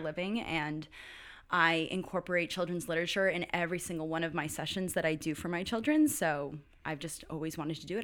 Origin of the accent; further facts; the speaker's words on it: Valhalla, New York, United States; moved away; also born or lived in Duncan, South Carolina; I am from Valhalla, New York. it's a small hamlet outside of New York City. It's forty minutes north of New York City.